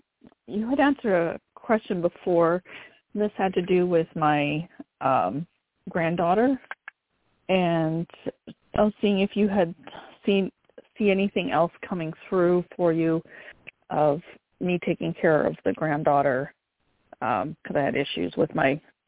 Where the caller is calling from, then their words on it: North Carolina, United States; I'm calling from North Carolina.